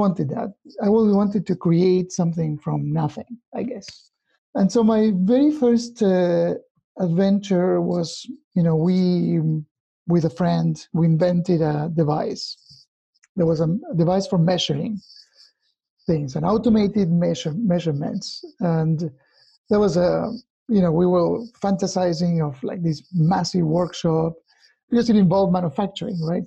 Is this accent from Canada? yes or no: no; Argentina; moved away as an adult; also born or lived in Pacific Northwest, United States; now in United States; I was born in Argentina many years ago. I moved to the US in late 2003 with my family.